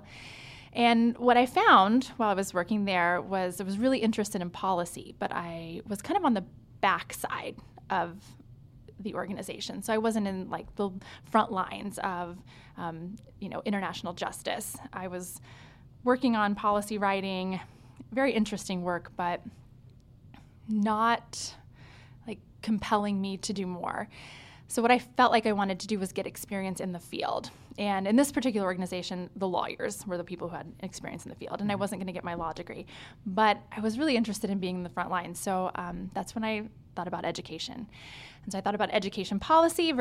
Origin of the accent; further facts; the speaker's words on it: Tulsa, Oklahoma, United States; also born or lived in Lawrence, Kansas / Dallas, Texas; now in Houston, United States; grew up in Tulsa, Oklahoma, and find myself here in Houston now